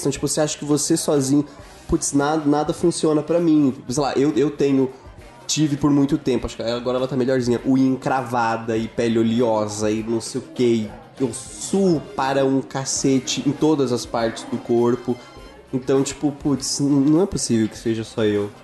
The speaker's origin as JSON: {"language": "Portuguese", "country": "Brazil", "moved": "yes", "lives_now": "São Paulo, Brazil", "said": "Eu sou de Isara, que é uma cidade"}